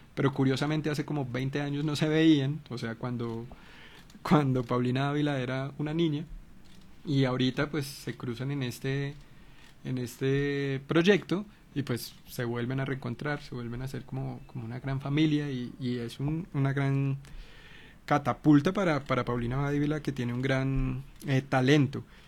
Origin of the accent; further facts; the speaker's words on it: Colombia; como colombianos